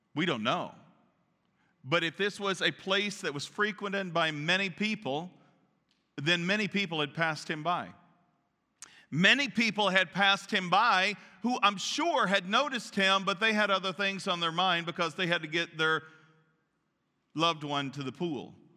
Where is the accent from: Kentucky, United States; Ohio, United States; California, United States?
Kentucky, United States; Central; moved away; I was raised in Kentucky, Central Kentucky, Church of God